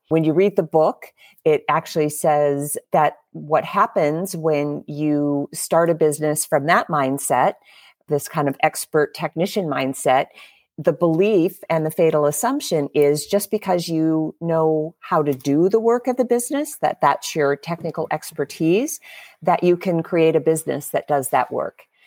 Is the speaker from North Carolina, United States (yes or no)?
no; Harlan, Iowa, United States; also born or lived in Minnesota; About first half of my life, I lived in Minnesota. and the second half in Iowa, very, very much surrounded by farmers and, uh, farming businesses, uh, especially in the small town that I was in, uh, in southwest Iowa, which was called Harlan, Iowa